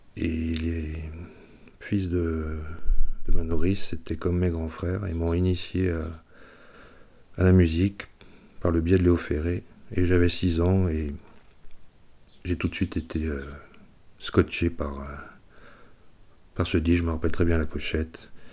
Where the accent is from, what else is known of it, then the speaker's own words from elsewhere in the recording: Savoie, Auvergne-Rhône-Alpes, France; J'ai vécu mon enfance en nourrice, en Savoie